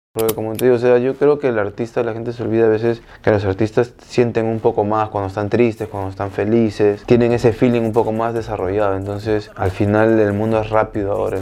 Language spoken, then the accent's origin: Spanish; Miami, Florida, United States; yo me fui de acá pequeño y crecí en Florida, en Miami.